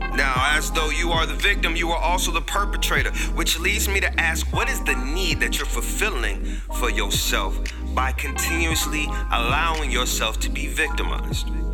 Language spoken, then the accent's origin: English; Tampa, Florida, United States; my hometown city, Tampa, Florida